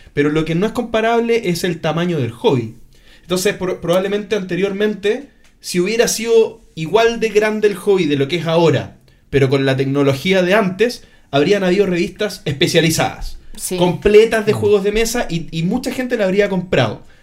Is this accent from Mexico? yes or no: no; Chile; soy de Chile